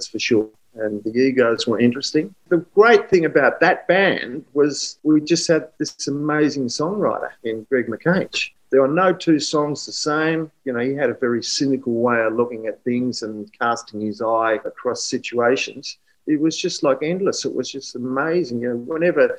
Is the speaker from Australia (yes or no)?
yes; Melbourne, Victoria, Australia; I'm from Melbourne